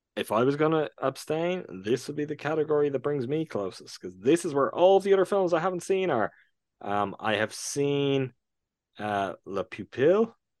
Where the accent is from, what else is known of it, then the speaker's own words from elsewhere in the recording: Ireland; my home country